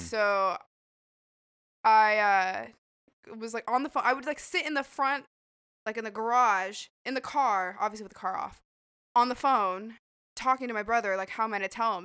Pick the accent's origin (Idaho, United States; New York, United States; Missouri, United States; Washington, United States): Idaho, United States; moved away; that's where I'm from, I'm from Idaho